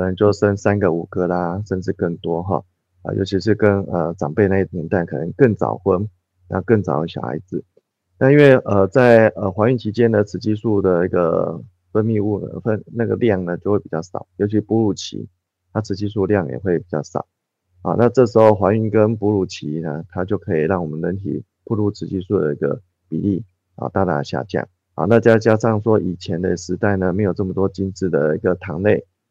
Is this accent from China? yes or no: no; Taiwan; 我们台湾人的一个饮食文化开始做西化